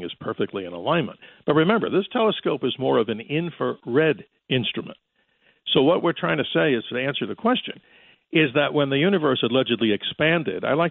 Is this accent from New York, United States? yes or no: yes; New York, United States; growing up in New York, listening to WABC